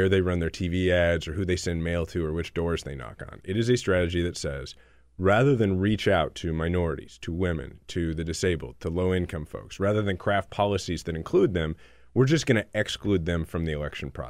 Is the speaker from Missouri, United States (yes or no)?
yes; Kansas City, Missouri, United States; I'm from Kansas